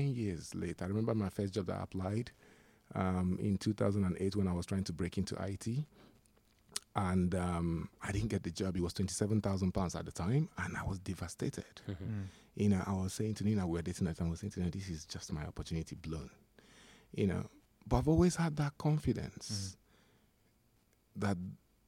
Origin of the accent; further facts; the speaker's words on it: Nigeria; now in United Kingdom; being a Nigerian, coming to the UK